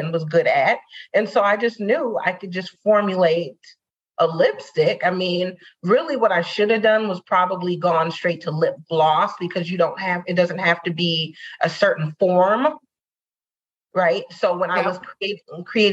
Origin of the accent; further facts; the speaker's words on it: Saint Paul, Minnesota, United States; I'm born and raised in St. Paul